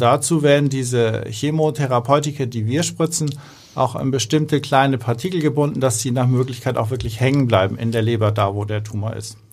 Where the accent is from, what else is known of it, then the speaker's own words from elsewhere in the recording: Hamburg, Germany; ich bin, bin eigentlich ein Hamburger Jung